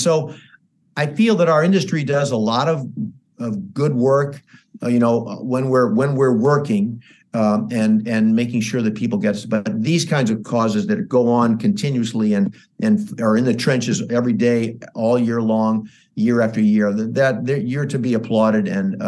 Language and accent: English; St. Louis, Missouri, United States; also born or lived in New York City / Los Angeles; I came from St. Louis, Missouri, and then I went to New York City. Then I came